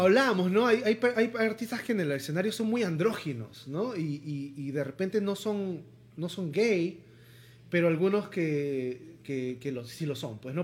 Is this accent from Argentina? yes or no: no; Lima, Peru; sobre todo en sociedades como las limeñas, donde todavía somos muy conservadores